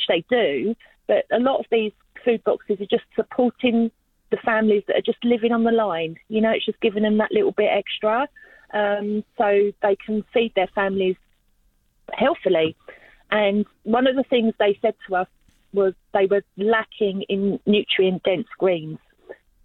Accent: London, United Kingdom; now in Australia; as you probably get from my accent, I'm originally from London, and I grew up with growers

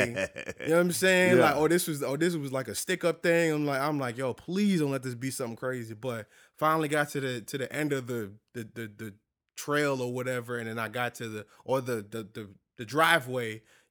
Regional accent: New York, United States; now in Louisiana, United States; Now, I'm a city boy. You know what I'm saying? I'm from New York, you know what I mean? And you know, being in Louisiana and being down here is a whole different thing for me.

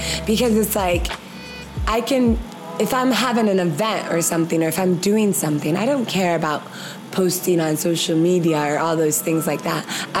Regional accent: Ghana; there's certain things I think as Ghanaian women, we're just, it just comes and it's like cooking.

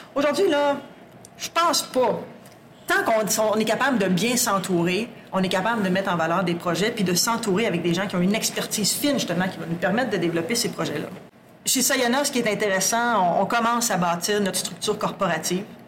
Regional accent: Sherbrooke, Quebec, Canada; moved away as an adult; also born or lived in Bas-Saint-Laurent / Lac-Saint-Jean; now in Abitibi-Témiscamingue, Canada; Je suis native de Sherbrooke native de Sherbrooke

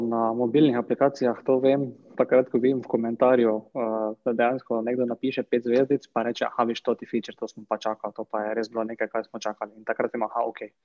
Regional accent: Makole, Slovenia; prihajam drugače z Makol

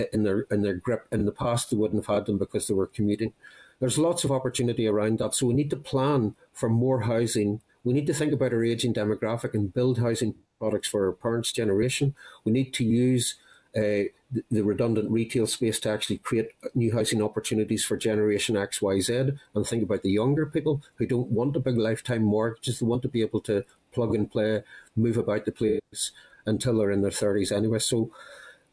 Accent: Northern Ireland, United Kingdom; moved away as an adult; now in Scotland, United Kingdom; I might be in Scotland 29 years, but I'm still from Northern Ireland. It's my home

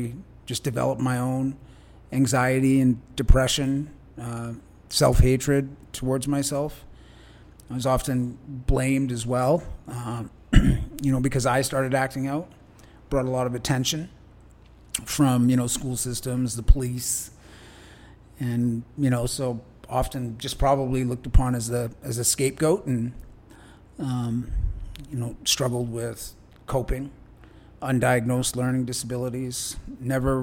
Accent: Richmond, British Columbia, Canada; I grew up in Richmond

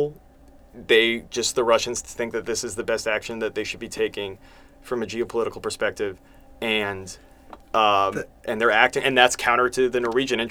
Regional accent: United States; we're from the United States here

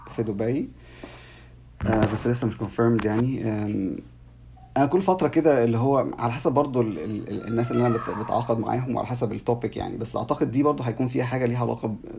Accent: Egypt; عندنا في مصر

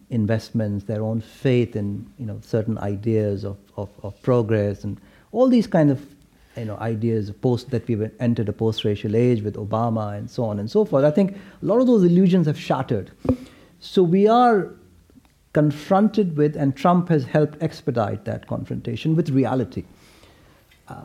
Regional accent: India; when I was growing up in India in the 70s and 80s

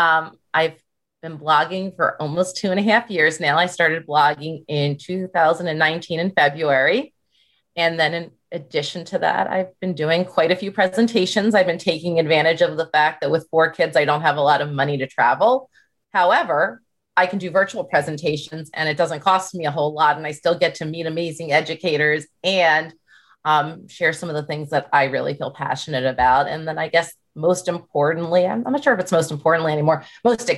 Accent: Northern Virginia, United States; Northern Virginia

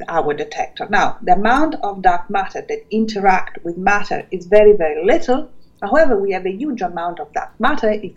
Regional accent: Calabria, Italy; moved away as an adult; also born or lived in Germany / Switzerland; now in Melbourne, Australia; As a child, I grew up in Calabria, on the mountain, in Sila

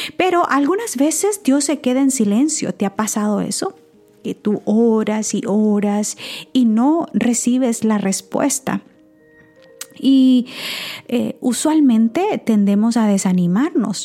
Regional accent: San Miguel, El Salvador; en mi país, en San Miguel, eh, bueno, El Salvador, San Miguel era mi pueblo

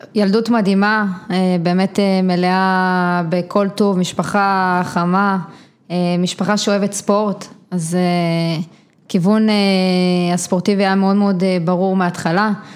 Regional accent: Givat Ela, Northern District, Israel; גדלתי בגבעת אלה, שזה יישוב קהילתי בעמק יזרעאל

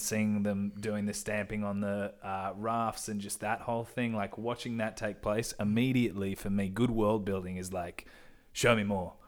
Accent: Perth, Western Australia, Australia; moved away as an adult; now in Sydney, Australia; I've grown up in Perth. since I was four years old

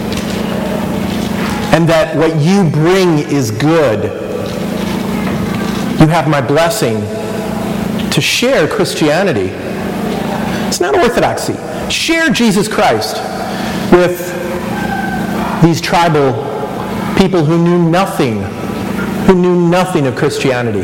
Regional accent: Wisconsin, United States; moved away as an adult; also born or lived in East Coast; now in Kansas City, United States; I was born in the Midwest. I grew up in Wisconsin

